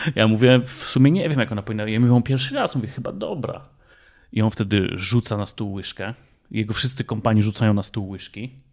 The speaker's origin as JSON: {"language": "Polish", "town": "Kielce", "region": "Świętokrzyskie Voivodeship", "country": "Poland", "said": "my pochodzimy z województwa świętokrzyskiego"}